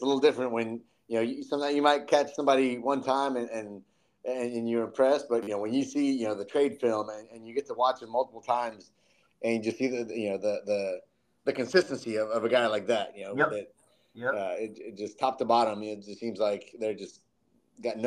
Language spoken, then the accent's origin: English; Katy, Texas, United States; I grew up in Katy